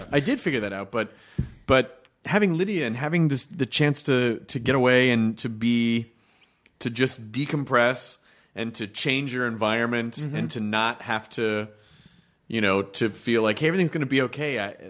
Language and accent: English; Tennessee, United States; But it's basically a handful of rednecks in Tennessee, my home state.